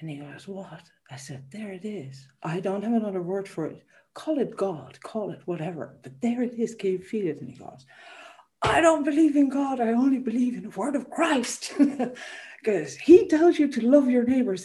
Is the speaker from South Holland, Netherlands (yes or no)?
no; Amsterdam, North Holland, Netherlands; moved away; I grew up in a city. I grew up in Amsterdam